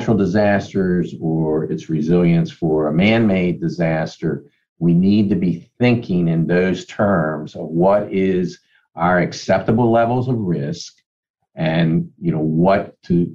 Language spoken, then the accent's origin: English; Elkton, Maryland, United States; I grew up in Cecil County. It was the town of Elkton